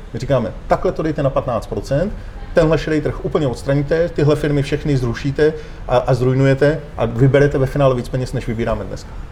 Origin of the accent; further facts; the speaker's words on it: Czechia; Já jsem Čech, já nejsem Evropan